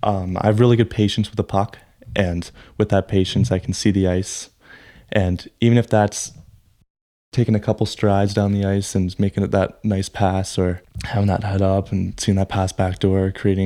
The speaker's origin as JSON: {"language": "English", "town": "Newmarket", "region": "Ontario", "country": "Canada", "tie": "born or raised there", "said": "It's my hometown, and this is where I was raised. I know this town like the back of my hand."}